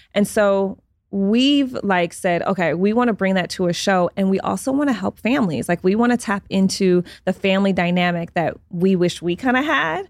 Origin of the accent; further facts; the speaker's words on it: Detroit, Michigan, United States; now in Los Angeles, United States; I was raised in Detroit.